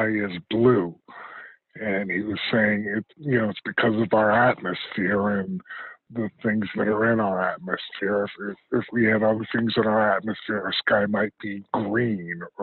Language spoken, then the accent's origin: English; Rensselaer, New York, United States; growing up in Rensselaer was kind of cool because, like I said, I felt it was a close-knit community